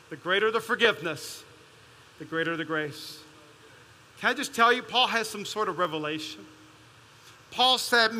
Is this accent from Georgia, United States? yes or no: no; Las Vegas, Nevada, United States; I'm from East Las Vegas